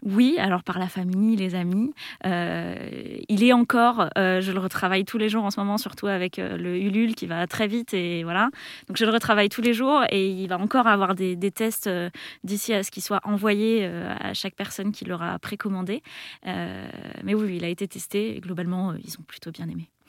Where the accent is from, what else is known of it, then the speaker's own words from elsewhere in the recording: Melun, Île-de-France, France; je suis née juste à côté, je suis née à Melun. Euh, j'ai grandi euh, dans une petite maison qui était en face de la forêt